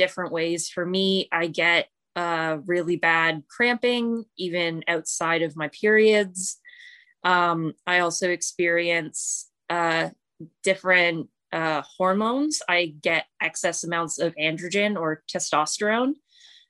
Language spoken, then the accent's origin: English; London, Ontario, Canada; I'm from London, Ontario, Canada.